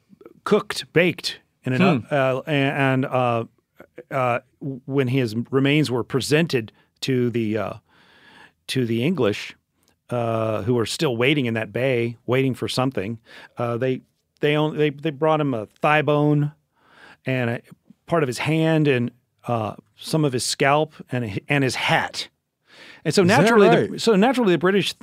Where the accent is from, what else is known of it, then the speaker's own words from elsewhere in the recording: Memphis, Tennessee, United States; because I am from Memphis and, we consider ourselves the barbecue capital of the world